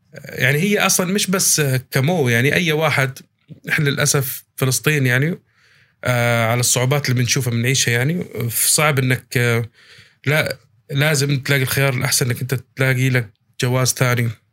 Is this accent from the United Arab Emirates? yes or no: yes; Abu Dhabi, United Arab Emirates; accent: Palestinian; انا مولود في الامارات انا مولود في ابو ظبي وعايش طول حياتي في ابو ظبي